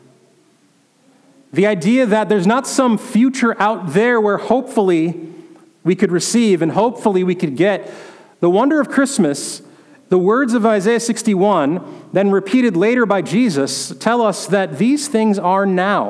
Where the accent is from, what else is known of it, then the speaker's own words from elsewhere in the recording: North Dakota, United States; moved away; where I grew up in North Dakota